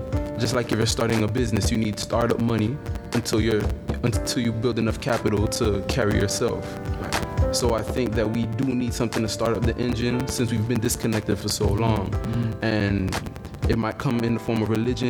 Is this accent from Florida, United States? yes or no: yes; North Miami Beach, Florida, United States; I'm from North Miami Beach.